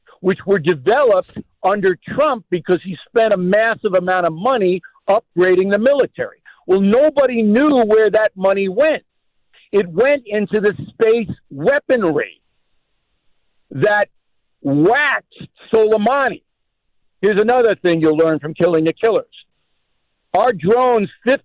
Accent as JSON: {"language": "English", "town": "Levittown", "region": "New York", "country": "United States", "said": "I'm from Levittown, Long Island"}